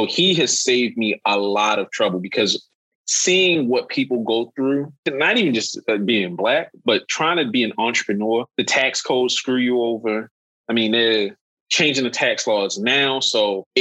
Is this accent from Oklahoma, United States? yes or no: no; Baltimore, Maryland, United States; I am from Baltimore.